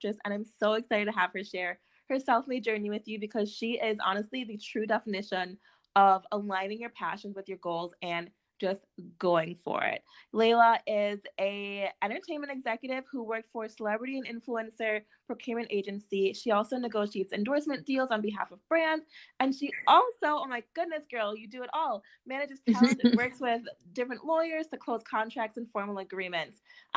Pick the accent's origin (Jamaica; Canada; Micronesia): Jamaica; moved away; I was born in Jamaica, but when I moved here